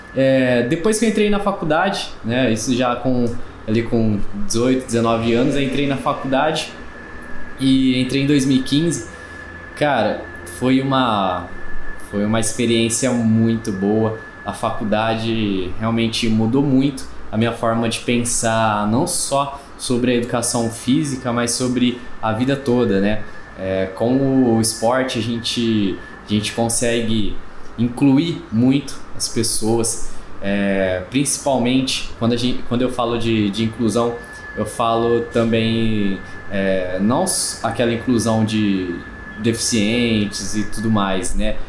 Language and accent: Portuguese; Cravinhos, São Paulo, Brazil; Eu sou natural de, de Cravinhos